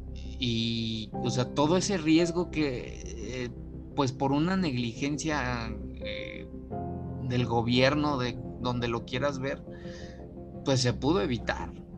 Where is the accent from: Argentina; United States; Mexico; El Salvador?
Mexico; nosotros de nuestro punto de vista como mexicanos